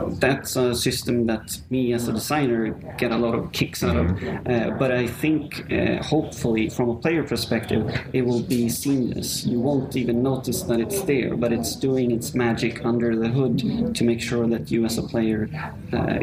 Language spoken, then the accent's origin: English; Sweden; now in Rome, Italy; I'm from Sweden